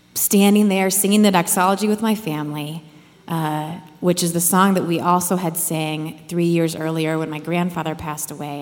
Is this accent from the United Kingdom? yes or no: no; Iowa, United States; I grew up in Iowa and I had a real tight knit family.